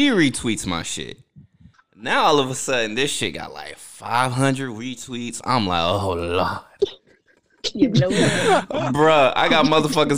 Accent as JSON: {"language": "English", "region": "New Jersey", "country": "United States", "tie": "born or raised there", "said": "I was born in New Jersey. My culture is Haitian"}